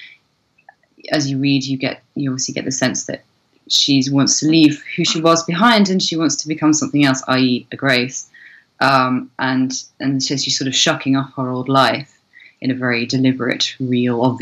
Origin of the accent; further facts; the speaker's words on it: Cornwall, South West England, United Kingdom; where I grew up in Cornwall has a very, very pagan roots.